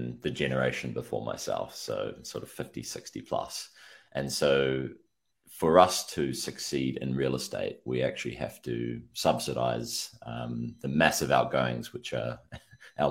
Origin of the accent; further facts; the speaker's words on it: New Zealand; New Zealand, obviously New Zealand, bottom of the world